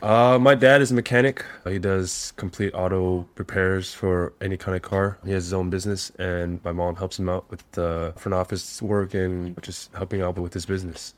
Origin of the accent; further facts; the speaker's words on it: Monterey Park, California, United States; moved away as an adult; now in Hanoi, Vietnam; I grew up in Southern California, a small little city outside east of Los Angeles called Monterey Park